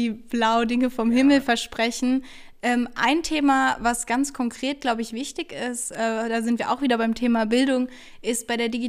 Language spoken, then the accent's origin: German; Kelkheim, Hesse, Germany; ich bin 21 Jahre alt und komme aus Kelkheim.